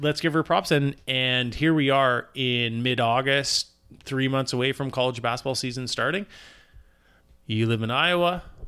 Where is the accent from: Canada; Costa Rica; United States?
Canada; as a Canadian